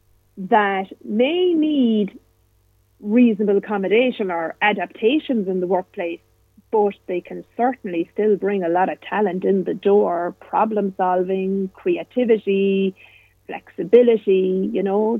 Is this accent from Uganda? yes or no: no; Ireland; I'm a woman. I'm Irish.